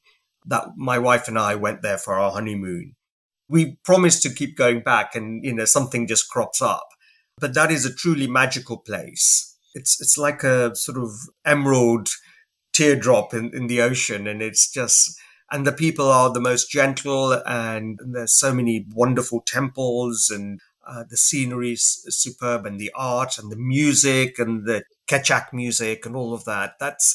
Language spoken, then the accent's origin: English; England, United Kingdom; growing up in England, you know, as a sort of, as an immigrant and, you know, trying to balance two different identities